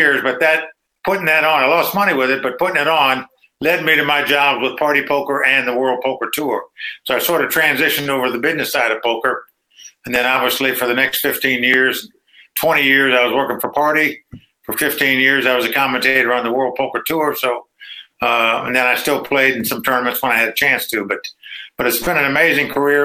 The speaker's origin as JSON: {"language": "English", "town": "Dayton", "region": "Ohio", "country": "United States", "tie": "born or raised there", "also_born_or_lived": "North Carolina / Las Vegas", "moved": "as an adult", "said": "I grew up in Dayton, Ohio"}